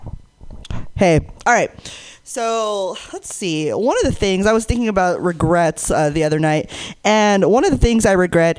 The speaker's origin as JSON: {"language": "English", "town": "Hayward", "region": "California", "country": "United States", "tie": "born or raised there", "said": "I grew up in the Bay Area. I grew up in Hayward"}